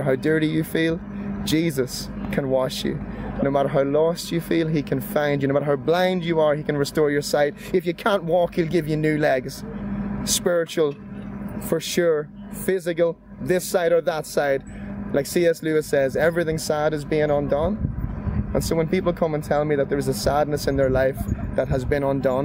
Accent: Monaghan, Ulster, Ireland; standing in a wee church in Monaghan, my hometown

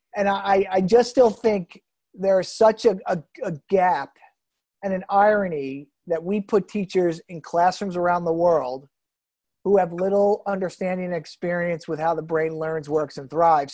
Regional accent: New Jersey, United States; growing up in New Jersey

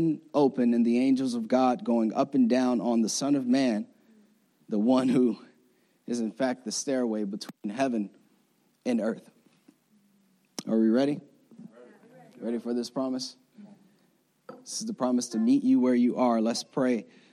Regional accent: Florida, United States; moved away as an adult; I'm from Florida.

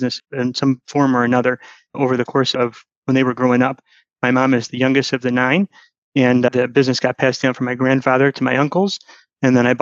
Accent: Michigan, United States; moved away as an adult; also born or lived in Atlanta; I came from Atlanta back to Michigan, where my roots are

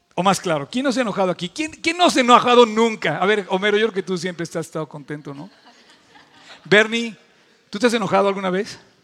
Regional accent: Mexico

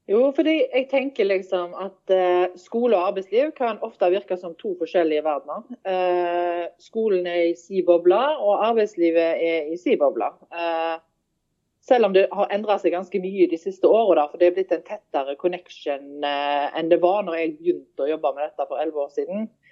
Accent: Haugesund, Rogaland, Norway; moved away as an adult; now in Stord, Norway; jeg er født og oppvokst i Haugesund

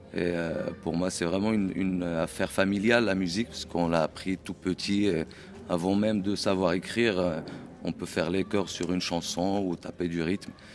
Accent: Essaouira, Marrakesh-Safi, Morocco; now in France; je suis originaire d'Essaouira, du Maroc.

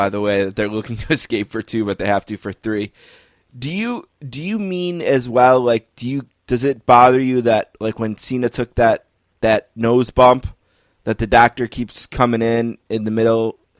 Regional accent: Northeast, United States; I was born in the Northeast

